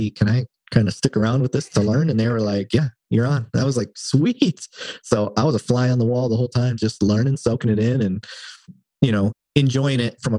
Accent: Flint, Michigan, United States; I didn't really care for cops growing up in Flint

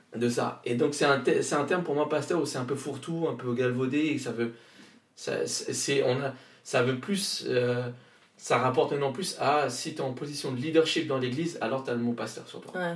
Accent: Réunion; moved away; Je viens de je viens de la Réunion donc je viens du Nil. c'est là où j'ai grandi où je suis né

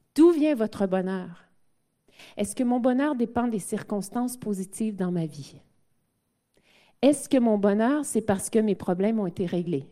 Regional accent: Quebec, Canada; mon, mon français n'est pas parfait puisque je suis québécoise et canadienne

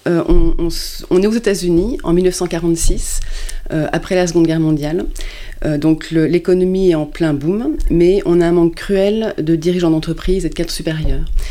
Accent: France; also born or lived in Luxembourg; je suis française

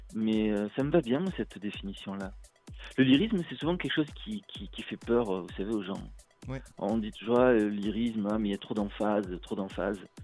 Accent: Marseille, Provence-Alpes-Côte d'Azur, France; moi je suis du sud de la France, voilà, je viens de Marseille

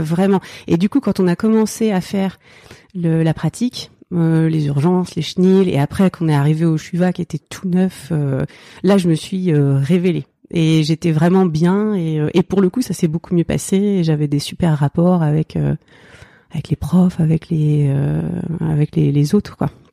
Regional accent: Oise, near Chantilly, Hauts-de-France, France; also born or lived in Seine-Saint-Denis; now in Île-aux-Moines, France; j'ai grandi dans l'Oise, euh, pas très loin de Chantilly je suis née dans le 93

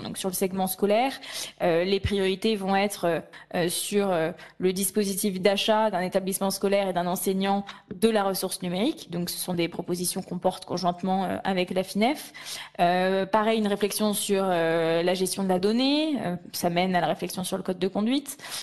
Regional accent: Lyon, Auvergne-Rhône-Alpes, France; moved away as an adult; now in Paris, France; je suis lyonnaise de cœur et d'origine

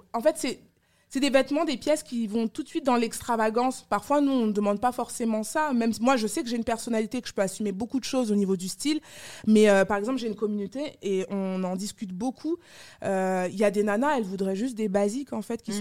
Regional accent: France; also born or lived in Yaoundé, Cameroon; je suis née au Cameroun, à Yaoundé. Euh, je suis arrivée en France à l'âge de 8 mois

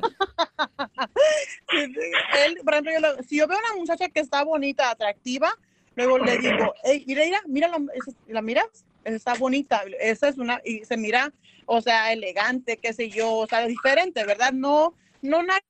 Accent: Tierra Caliente, Mexico; yo soy de Tierra oh. Caliente.

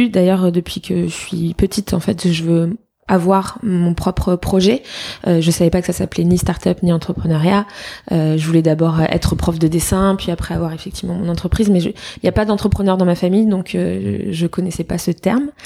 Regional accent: Fontainebleau, Île-de-France, France; also born or lived in Paris; J'ai grandi à Fontainebleau. Ok. Je suis née à Paris et je suis revenue habiter à Paris euh, pour mes études.

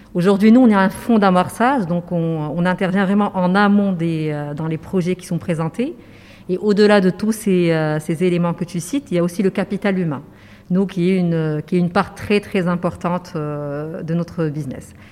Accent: Casablanca, Casablanca-Settat, Morocco; j'ai grandi à Casablanca

